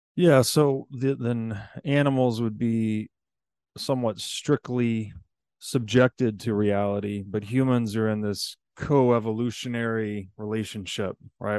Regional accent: United States; I'm an American citizen

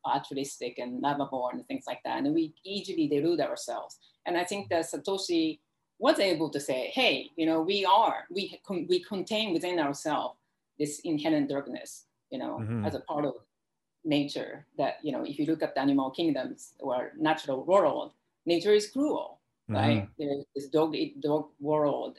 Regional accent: Japan; now in United States; I grew up in Japan.

